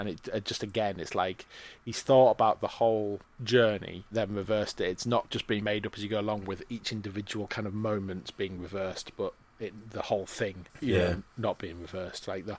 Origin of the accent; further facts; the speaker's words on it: England, United Kingdom; I'm sorry, I'm English, I don't speak Bulgarian.